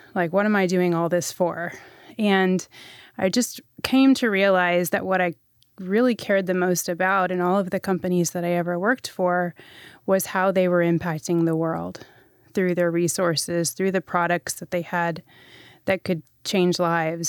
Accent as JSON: {"language": "English", "region": "Texas", "country": "United States", "tie": "born or raised there", "also_born_or_lived": "Middle East", "said": "I grew up in Texas primarily"}